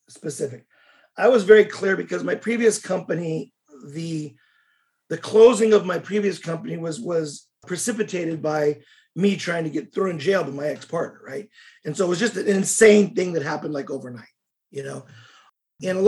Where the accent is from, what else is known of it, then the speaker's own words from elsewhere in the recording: United States; also born or lived in Russia; I'm American, so my business experience was all Russian